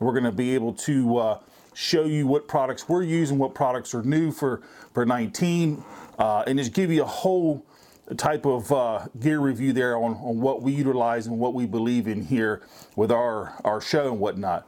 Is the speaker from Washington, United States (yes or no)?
no; Virginia, United States; I'm from Virginia